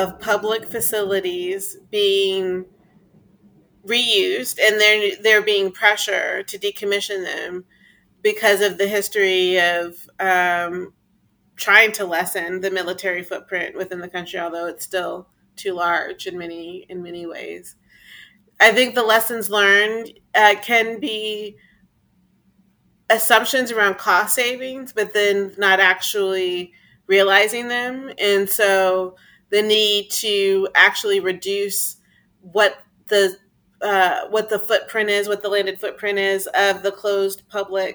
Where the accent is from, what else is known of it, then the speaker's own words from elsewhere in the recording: Texas, United States; my home state of Texas